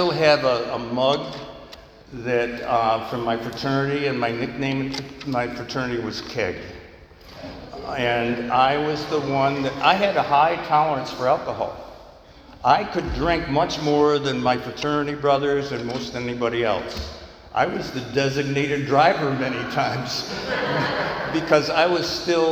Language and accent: English; New York, United States; I grew up in New York State where the drinking age at that time was 18